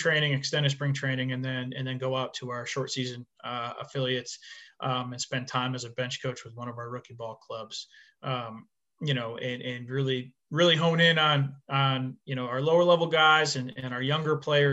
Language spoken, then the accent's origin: English; Dunkirk, New York, United States; I'm a Western New York native. I went to Dunkirk High School, graduated 2005, and born and raised in Western New York.